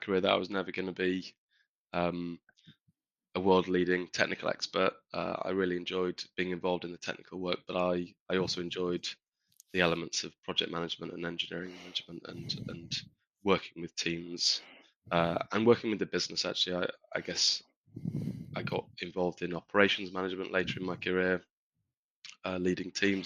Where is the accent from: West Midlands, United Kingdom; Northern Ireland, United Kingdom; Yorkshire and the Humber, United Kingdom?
Yorkshire and the Humber, United Kingdom; moved away; also born or lived in Durham; I grew up in Yorkshire